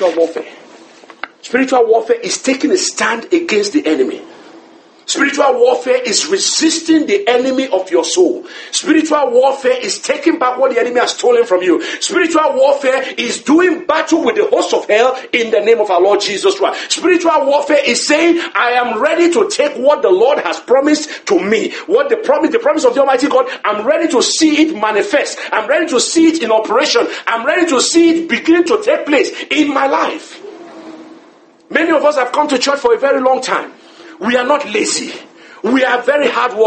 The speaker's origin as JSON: {"language": "English", "region": "Lagos", "country": "Nigeria", "tie": "born or raised there", "said": "I grew up in Lagos"}